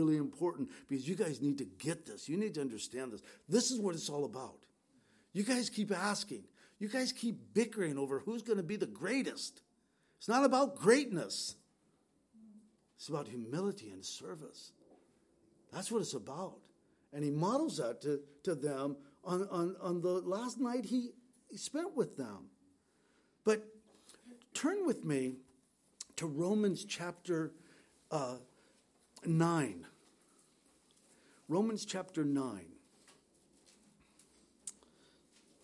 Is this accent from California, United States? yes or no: yes; San Diego, California, United States; We grew up in San Diego